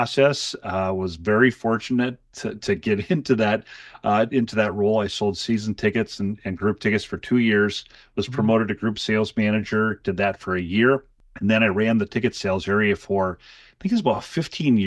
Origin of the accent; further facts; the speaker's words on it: Lake City, Minnesota, United States; I didn't grow up around soccer. I'm from Lake City, Minnesota. We had the traditional sports